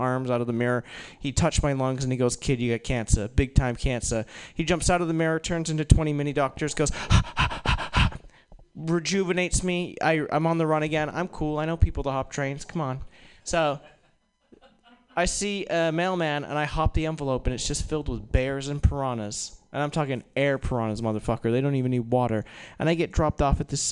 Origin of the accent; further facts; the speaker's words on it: Maine, United States; moved away as an adult; also born or lived in New York; I grew up in Maine